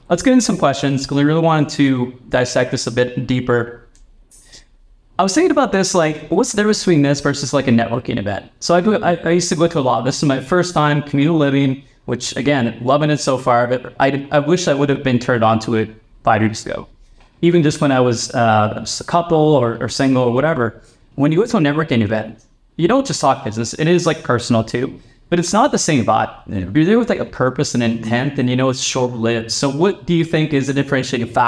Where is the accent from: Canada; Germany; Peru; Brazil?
Canada; I'm Canadian